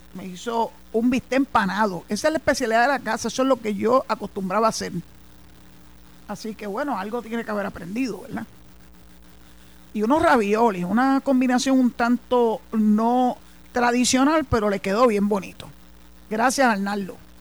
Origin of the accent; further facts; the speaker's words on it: San Juan, Puerto Rico; moved away as an adult; also born or lived in Mayagüez; San Juan es mi ciudad natal donde nací, donde me crié, hasta el año 2001